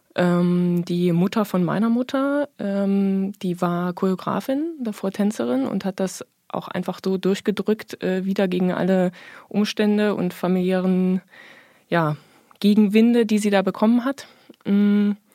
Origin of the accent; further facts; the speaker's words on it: Erfurt, Thuringia, Germany; ich bin geboren in der DDR, äh, in Erfurt